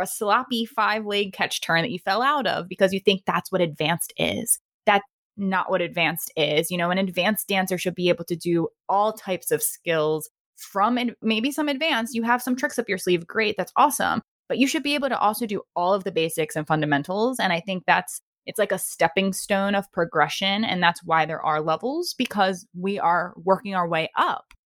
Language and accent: English; Maryland, United States; moved away; back to my, my hometown of Maryland